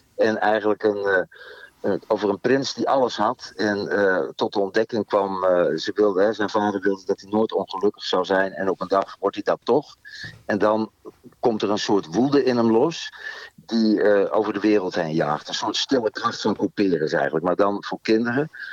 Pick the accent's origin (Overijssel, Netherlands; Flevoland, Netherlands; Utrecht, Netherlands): Utrecht, Netherlands; Veenendaal; ik kom uit Veenendaal